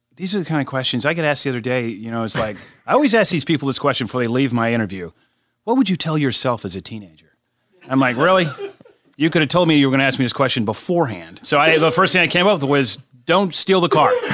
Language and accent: English; South Carolina, United States; my home state of South Carolina